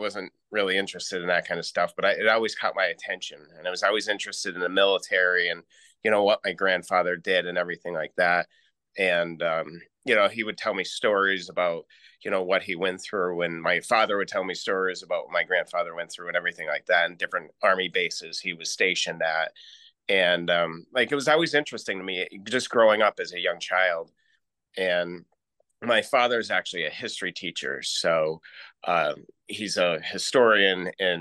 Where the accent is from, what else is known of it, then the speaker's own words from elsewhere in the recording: Scranton, Pennsylvania, United States; I grew up in Scranton, Pennsylvania